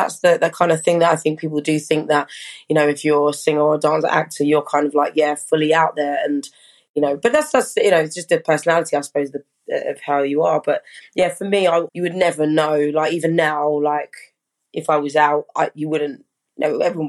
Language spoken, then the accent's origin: English; Brockham, South East England, United Kingdom; also born or lived in Hampshire; So yeah, from young I lived in Surrey in a place called Brockham or Dorking.